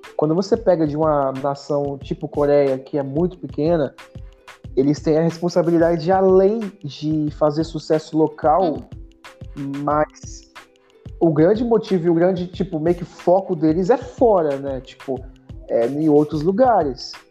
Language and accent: Portuguese; Brazil; eu sou brasileiro, eu sou brasileiro